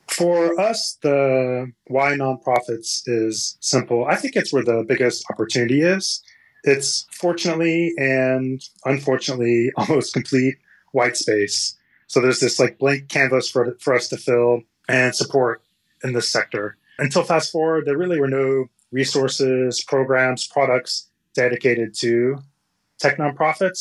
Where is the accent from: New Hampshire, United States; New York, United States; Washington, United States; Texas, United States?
Texas, United States; moved away as an adult; also born or lived in California; I grew up in Texas and I came out to California to go to Stanford and study engineering.